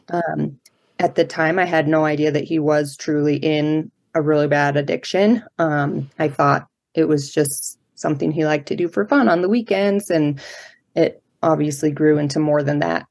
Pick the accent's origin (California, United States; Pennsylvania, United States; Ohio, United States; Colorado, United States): Colorado, United States; Colorado Springs; I grew up in Colorado Springs, which is where I still live now. Um, I'm a native